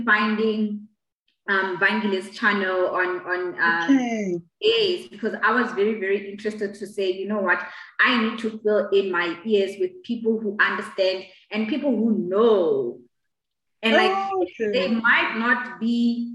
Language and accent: English; Lesotho; moved away as an adult; also born or lived in Pretoria, South Africa; now in South Africa; I was born and raised in Lesotho. I came to South Africa in 2012 when I came to study at the University of Pretoria.